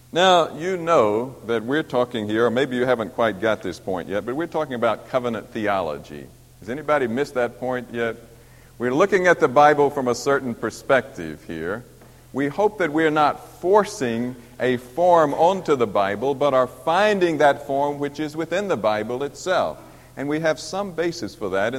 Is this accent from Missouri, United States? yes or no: yes; Missouri, United States; I'm from Missouri